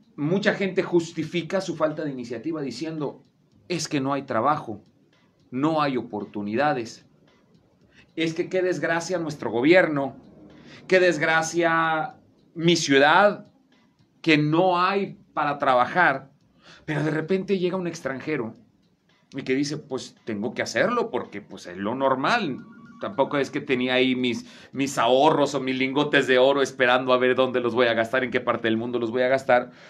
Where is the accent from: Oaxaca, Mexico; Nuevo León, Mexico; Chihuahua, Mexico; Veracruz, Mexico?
Veracruz, Mexico; now in Torreón, Mexico; yo vengo también de fuera de la laguna, yo vengo del estado de Veracruz